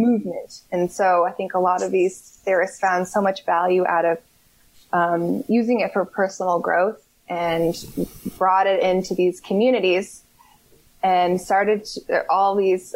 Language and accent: English; Berkeley, California, United States; moved away as an adult; also born or lived in Seattle; I grew up in Berkeley